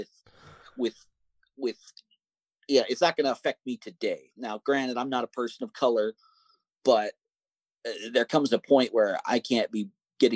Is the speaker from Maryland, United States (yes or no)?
no; Montana, United States; I grew up in Montana